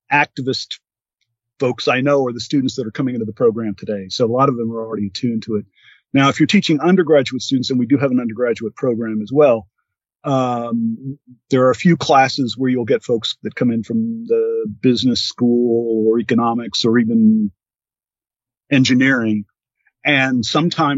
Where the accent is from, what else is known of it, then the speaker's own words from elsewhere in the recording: United States; being an American citizen